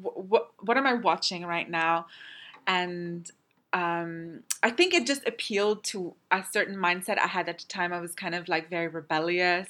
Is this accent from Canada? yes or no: yes; Canada; moved away; I'm Canadian, and so f- eh, growing up there wasn't that kind of uh, taboo around the film in Canada